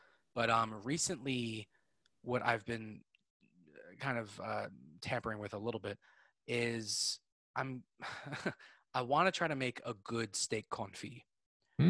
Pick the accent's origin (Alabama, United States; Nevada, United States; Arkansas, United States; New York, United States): New York, United States; Lower Westchester; I grew up in Lower Westchester. I grew up like, you know, 20 minutes from the city.